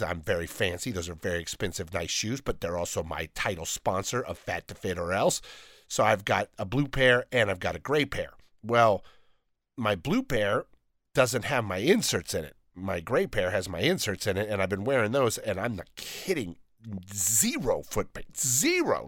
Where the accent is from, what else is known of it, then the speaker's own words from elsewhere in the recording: Downey, California, United States; I'm from Downey